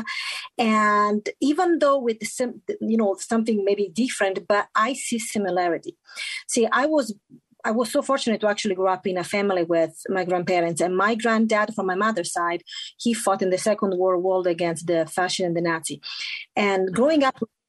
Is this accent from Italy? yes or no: yes; Italy; English is a second language; moved away as an adult; now in Utah, United States; I'm born and raised in Italy, but I call Utah home since 1998